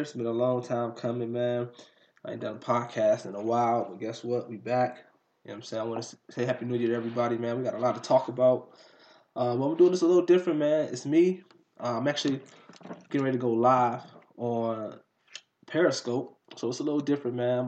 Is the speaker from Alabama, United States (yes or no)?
no; Detroit, Michigan, United States; I'm from Detroit, Michigan